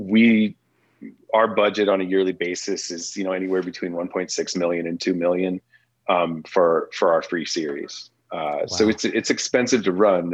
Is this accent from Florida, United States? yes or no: no; St. Louis, Missouri, United States; also born or lived in Oklahoma; now in Colorado, United States; I grew up in St. Louis.